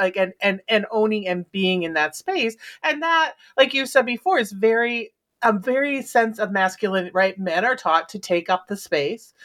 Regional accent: Midwest, United States; moved away; also born or lived in Philadelphia, Pennsylvania; I grew up in the Midwest, but I lived in Philly for a long time

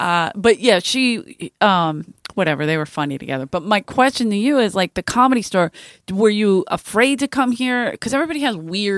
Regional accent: Southfield, Michigan, United States; And I never left the country. I'm from Southfield.

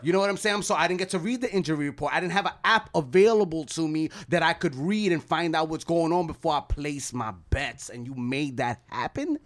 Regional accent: New York City, New York, United States; I grew up in East Harlem

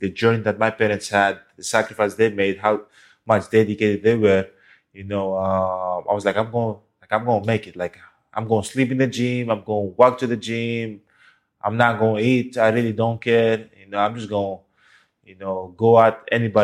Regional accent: Greece; moved away as an adult; now in United States; I was born and raised in Greece

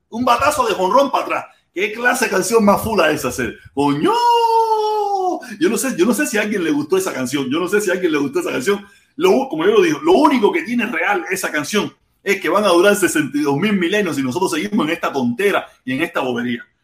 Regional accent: Cuba; Día entre semana soy

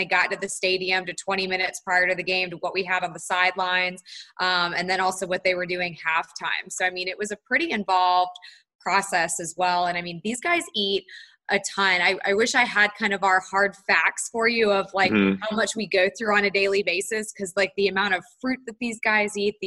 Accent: Charlotte, North Carolina, United States; also born or lived in Tallahassee, Florida; I'm from Charlotte, North Carolina. So I grew up in North Carolina

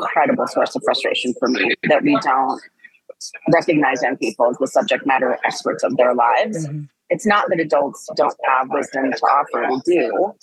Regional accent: East Coast, United States; moved away as an adult; I come from the East Coast

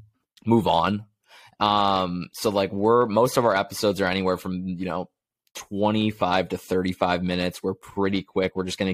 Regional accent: Connecticut, United States; I'm from Connecticut originally

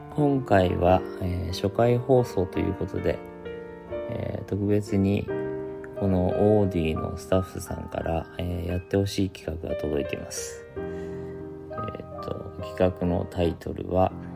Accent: Shizuoka, Japan; moved away as an adult; now in Tokyo, Japan; 僕静岡出身なんですけれども、えー、高校卒業して地元の洋服屋さんで働いていて

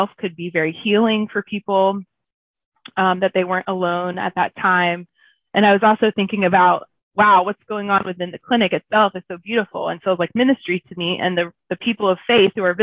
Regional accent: Southeast Georgia, United States; I grew up in Southeast Georgia in a small town

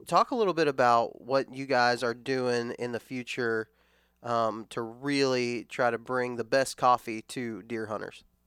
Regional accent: West Texas, United States; growing up in West Texas, we traveled to Alabama all the time

